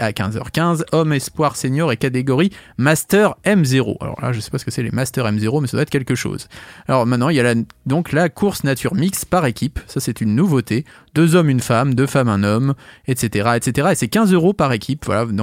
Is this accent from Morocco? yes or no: no; Maisons-Laffitte, Île-de-France, France; born there; Je suis né à Maison Lafitte. Bon, je suis pas resté